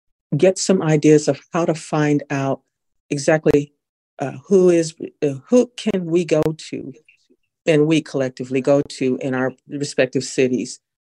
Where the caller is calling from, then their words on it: Sacramento, California, United States; I am from Sacramento, California.